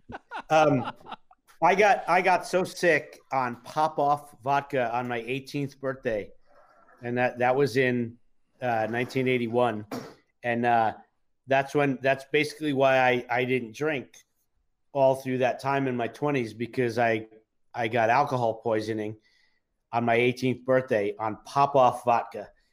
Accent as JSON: {"language": "English", "town": "New York City", "region": "New York", "country": "United States", "tie": "born or raised there", "said": "I grew up in New York City, so drinking age was 18 at the time"}